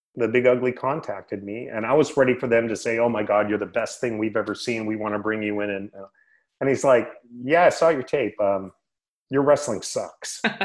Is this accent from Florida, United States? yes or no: no; Sacramento, California, United States; I grew up in the Sacramento area